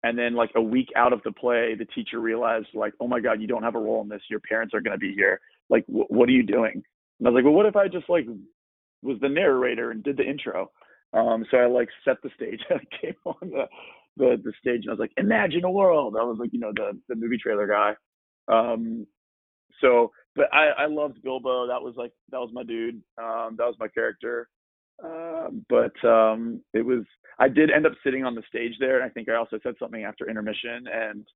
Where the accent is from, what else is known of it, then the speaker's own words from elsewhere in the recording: Australia; also born or lived in Washington, D.C., United States; now in Texas, United States; I also grew up in Australia for most of my childhood